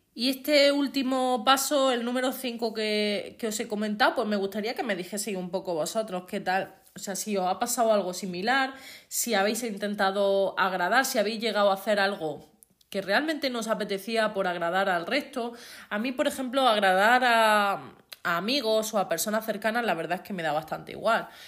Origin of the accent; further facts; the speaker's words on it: Andalusia, Spain; accent: Andalusian; yo soy andaluza. Los que seáis de fuera de España, pues Andalucía es eh, la parte del sur de España y tenemos un acento pues diferente